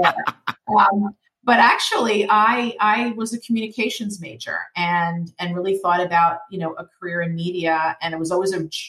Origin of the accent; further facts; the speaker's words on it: New York, United States; being a New Yorker